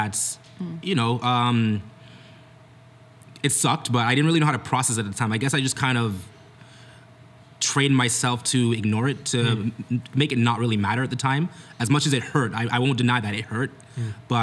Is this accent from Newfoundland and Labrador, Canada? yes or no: no; Brampton, Ontario, Canada; I was born in Brampton, grew up there, raised there